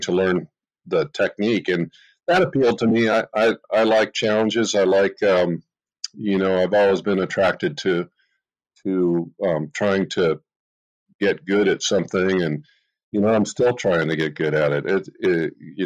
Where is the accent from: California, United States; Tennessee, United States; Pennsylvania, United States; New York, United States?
California, United States; Los Gatos; I grew up in Los Gatos, California